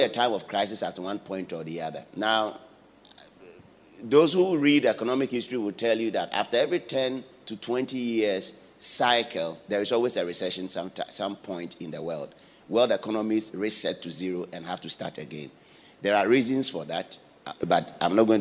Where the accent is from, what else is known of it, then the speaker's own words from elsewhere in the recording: Ghana; now in United Kingdom; I'm a Ghanaian.